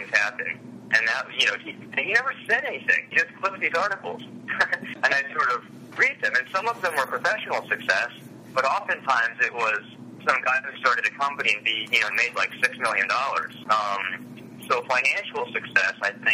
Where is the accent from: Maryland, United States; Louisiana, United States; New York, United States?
Maryland, United States; Montgomery County; I'm from Montgomery County in the D.C. metro region